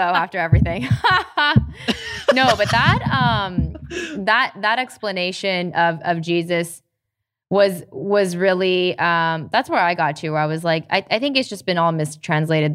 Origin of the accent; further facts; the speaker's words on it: Tennessee, United States; I'm from Tennessee.